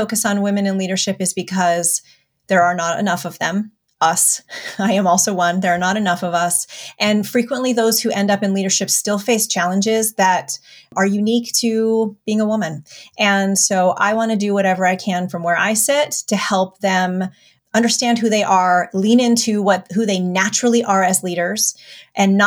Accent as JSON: {"language": "English", "country": "United States", "tie": "born or raised there", "also_born_or_lived": "New York City", "said": "I'm the first generation Armenian, born in the States."}